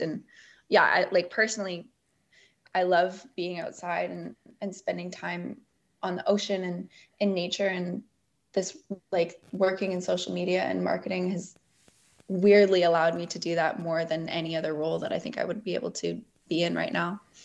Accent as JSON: {"language": "English", "town": "Bowen Island", "region": "British Columbia", "country": "Canada", "tie": "born or raised there", "said": "growing up on Bowen, too, you just develop this great appreciation for being outside and on the West Coast"}